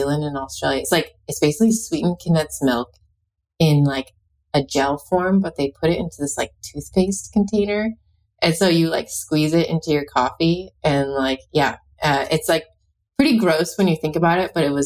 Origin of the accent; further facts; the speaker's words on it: Alaska, United States; I'm from Alaska